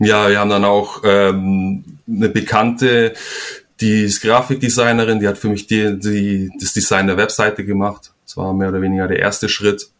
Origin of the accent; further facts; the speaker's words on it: Donauwörth, Bavaria, Germany; moved away as an adult; also born or lived in Flensburg / Kiel; now in Spain; bin ich eigentlich auch nicht mehr in, in Donauwörth, also dem Ort, wo ich aufgewachsen bin